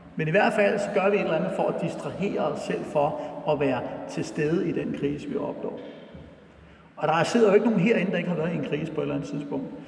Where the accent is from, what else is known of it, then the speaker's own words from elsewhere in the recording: Brøndby, Capital Region of Denmark, Denmark; jeg voksede op ude på Brøndby Øster i, øh, i 70'erne